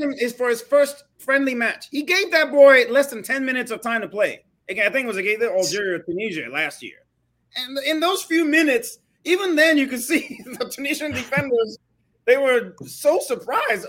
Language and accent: English; Nigeria